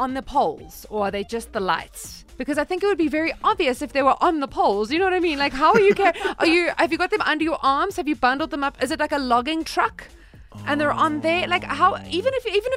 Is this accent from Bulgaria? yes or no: no; Durban, KwaZulu-Natal, South Africa; I'm from Durban.